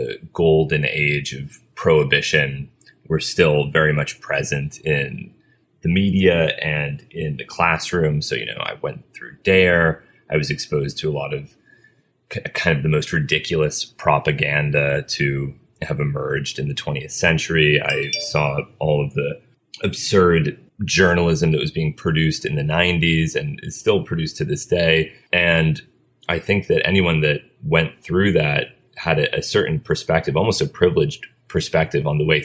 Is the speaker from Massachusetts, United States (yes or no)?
yes; Cambridge, Massachusetts, United States; I grew up in Cambridge